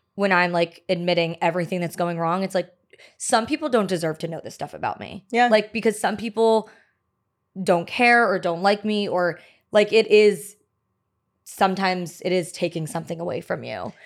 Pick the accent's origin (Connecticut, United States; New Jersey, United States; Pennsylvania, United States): New Jersey, United States; also born or lived in Maryland; now in New York City, United States; I'm was born in Maryland um but grew up in Jersey. Okay. So I'm a Jersey girl